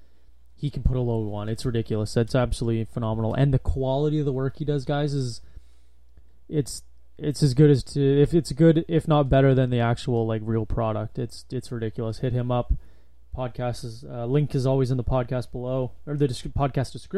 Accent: Thunder Bay, Ontario, Canada; moved away; I was born in Thunder Bay, which is just in Ontario

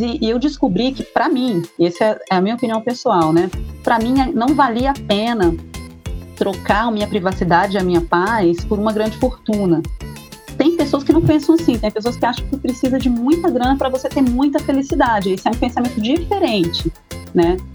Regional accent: Anchieta, Espírito Santo, Brazil; Eu fui criada aqui, as pessoas é, daqui é, cuidam de mim como uma filha mesmo

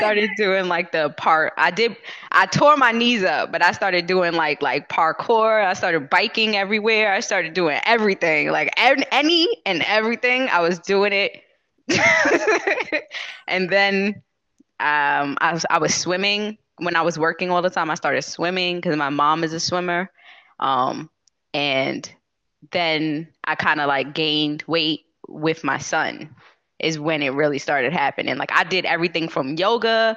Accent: New York City, New York, United States; I'm from Queens, New York. So I'm a New Yorker, perpetual New Yorker.

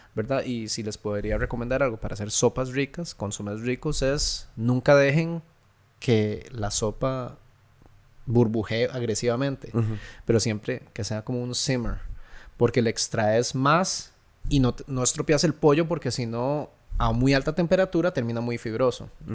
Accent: Santa Ana, San José, Costa Rica; yo crecí en Santana

